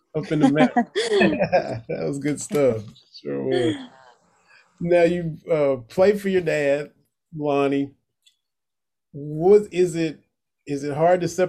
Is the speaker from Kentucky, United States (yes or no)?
yes; Harlan County, Kentucky, United States; I was born and raised in the 13th region.